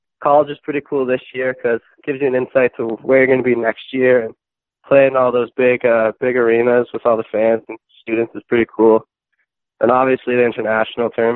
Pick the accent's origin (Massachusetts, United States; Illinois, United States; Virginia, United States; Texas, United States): Massachusetts, United States; Millis; I grew up in a small town in Massachusetts, Millis